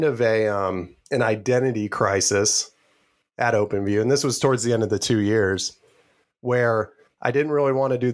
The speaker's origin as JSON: {"language": "English", "town": "Anderson", "region": "Indiana", "country": "United States", "tie": "born or raised there", "also_born_or_lived": "Spokane, Washington / Boston", "moved": "as an adult", "said": "I grew up in Anderson. I was born in Spokane, Washington, but I lived in Anderson from 2 years old to graduating college"}